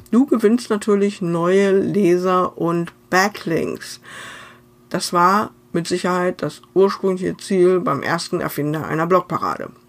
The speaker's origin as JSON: {"language": "German", "region": "North Rhine-Westphalia", "country": "Germany", "said": "Ich selber bin Westfälin und nicht wirklich Freundin des närrischen Treibens"}